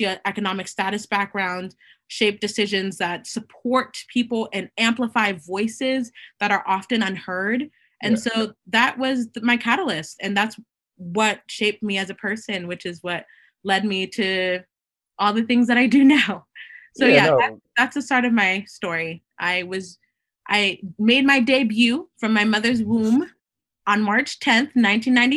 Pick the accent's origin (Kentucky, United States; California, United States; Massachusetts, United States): Massachusetts, United States; Boston; I was born here in Boston, but my mom immigrated here from Haiti. And so I am of Haitian descent, and I'm Haitian American